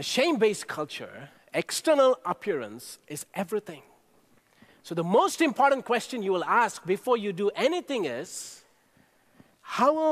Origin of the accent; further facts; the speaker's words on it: India; Growing up in India, I watched my grandparents and parents show incredible hospitality to our guests